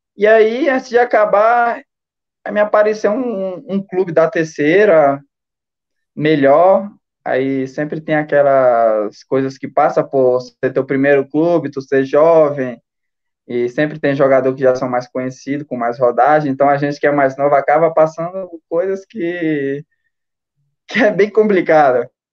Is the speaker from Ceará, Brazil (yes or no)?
yes; Fortaleza, Ceará, Brazil; also born or lived in Maracanaú; sou de Fortaleza, mas meus pais é lá de, de Tarema